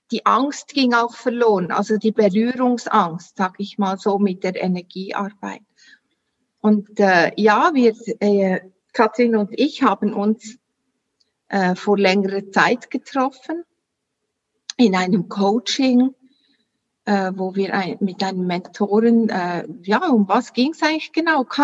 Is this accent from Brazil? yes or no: no; Solothurn, Switzerland; ich komme, wie man hört, an meinen Dialekt aus der Schweiz, Solothurn. Wie gesagt, du hast richtig gehört, 30 Kilometer von Bern, ist äh, im sogenannten Mittelland.